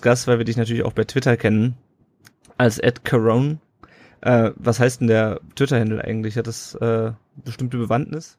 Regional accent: Kassel, Hesse, Germany; Ich komme ja aus Kassel

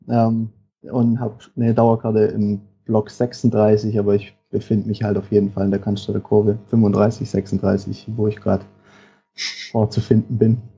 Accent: Tuttlingen district, southern Baden-Württemberg, Germany; ich komme aus dem Kreis Tuttlingen, also im Süden von, von Baden-Württemberg

